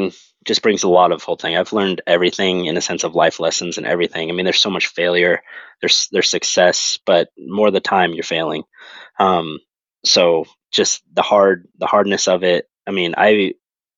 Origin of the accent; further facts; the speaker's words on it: Western Oregon, United States; moved away; I'm from Western Oregon. So grew up hunting Roosevelts and Blacktails